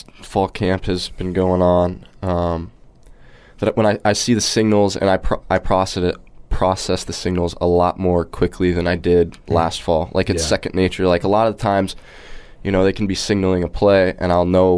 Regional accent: Iowa, United States; moved away as an adult; also born or lived in Michigan; I ended up making the move to Iowa

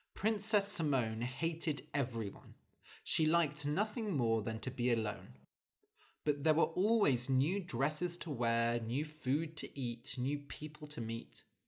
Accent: United Kingdom; as a British person

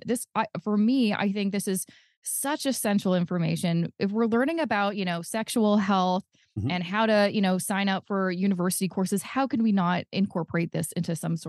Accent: Coquitlam, British Columbia, Canada; I'm originally from Coquitlam, which is a place in British Columbia.

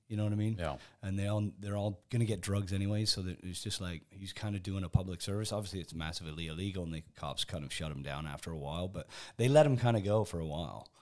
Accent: Canada; moved away as an adult; also born or lived in England / Spain; now in United Kingdom; I was born in England, kind of grew up in Canada, spent 20 years in Spain, and then uh, got sucked back into the UK by by Discovery Channel.

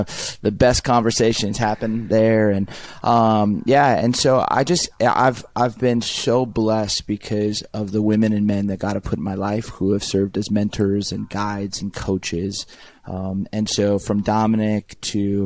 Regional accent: Southern California, United States; I grew up in Southern California.

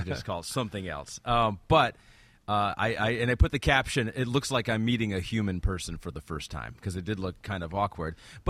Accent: West side of Michigan, United States; So I'm not from Detroit, but from Michigan.

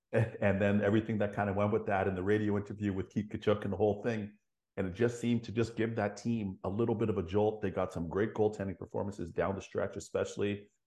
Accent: Toronto, Ontario, Canada; growing up in Toronto

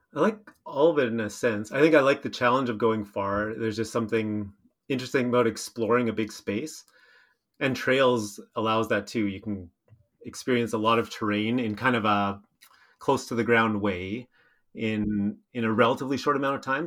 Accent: Steinbach, Manitoba, Canada; I grew up in Steinbach, spent a few years away, but then moved back with my wife

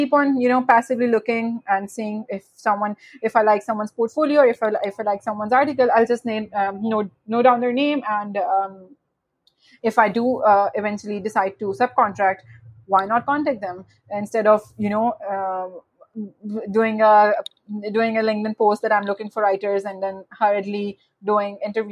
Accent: Pakistan; I am from Pakistan

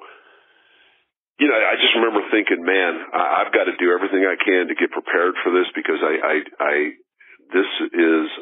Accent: Denver, Colorado, United States; I grew up in Denver

